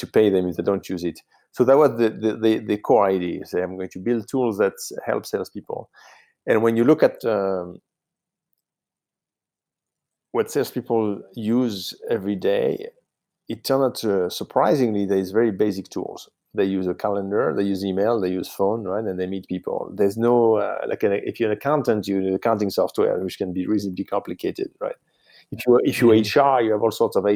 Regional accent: south of France, France; English is a second language; moved away as an adult; now in United States; I grew up in France, in the south of France

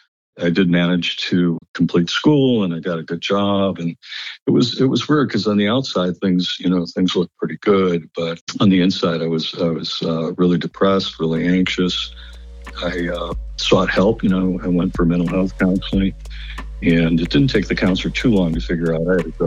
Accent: Lakewood, United States; It started off, I think, with growing up in Lakewood in a somewhat dysfunctional family.

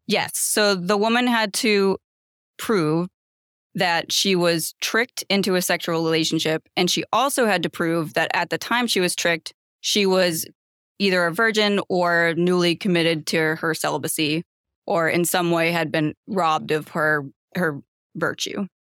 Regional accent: Massachusetts, United States; moved away as an adult; now in Los Angeles, United States; I'm originally from Massachusetts, and I moved to Los Angeles to go to law school

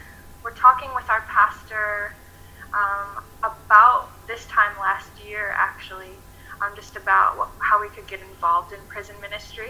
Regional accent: Michigan, United States; moved away as an adult; now in Sorell, Australia; I'm originally, like Jacob said, from Michigan in the United States, and I came here in October of 2017

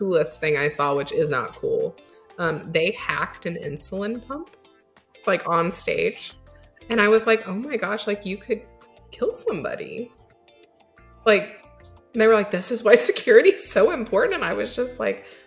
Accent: Oklahoma, United States; I grew up in Oklahoma

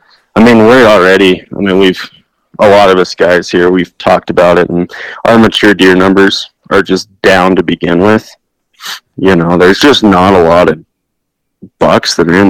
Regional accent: Meeker, Colorado, United States; also born or lived in Northwest Wyoming; I'm born and raised in Colorado

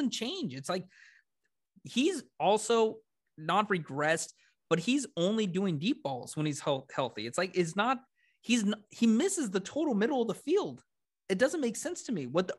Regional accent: Washington, United States; I'm from Washington

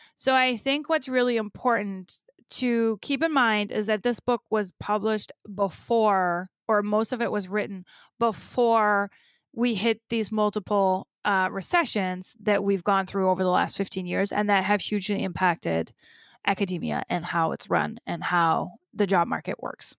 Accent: Germany; now in United States; having grown up in Germany

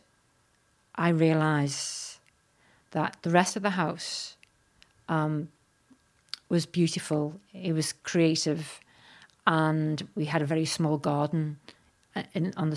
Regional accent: Liverpool, North West England, United Kingdom; I'm originally from Liverpool

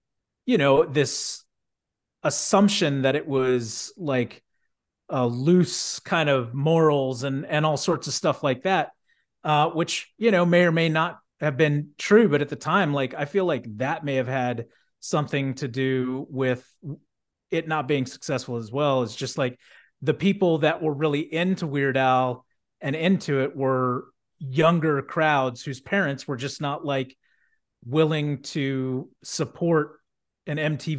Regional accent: Houston, Texas, United States; And granted, I grew up in Texas, but I mean, Houston, you know, like I wouldn't have thought that it was like extremely like conservative

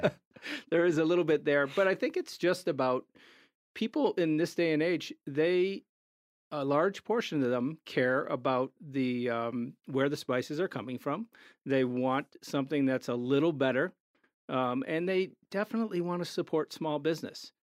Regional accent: Chicago, Illinois, United States; moved away as an adult; now in Denver, United States; we're from Chicago.

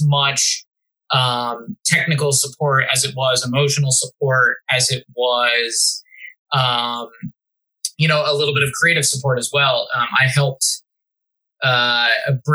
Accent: Philadelphia, Pennsylvania, United States; moved away as an adult; now in Las Vegas, United States; I grew up in Philly

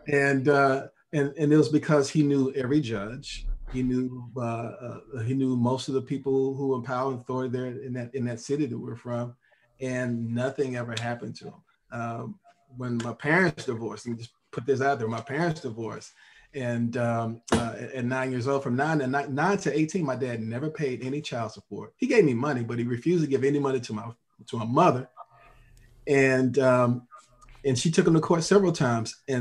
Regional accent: Texas, United States; I come from the South, and I've seen some of those things a lot, and experienced some of that as well, growing up

